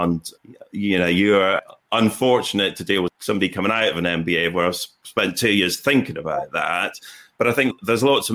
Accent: Aberdeen, Scotland, United Kingdom; I grew up in Aberdeen and my dad worked on the oil rigs

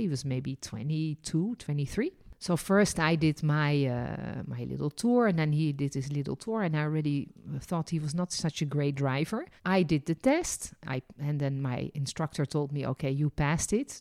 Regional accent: Netherlands; also born or lived in France; now in Jerusalem, Israel; And I was born in Holland.

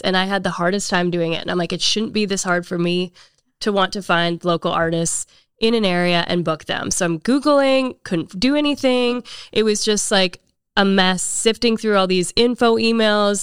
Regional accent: Canada; now in Nashville, United States; I am originally from Canada, moved here ten years ago

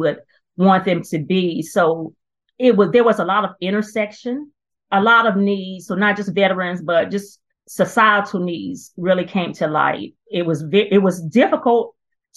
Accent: Cabarrus County, North Carolina, United States; I was born and raised in Cabarrus County and actually came back to practice law here

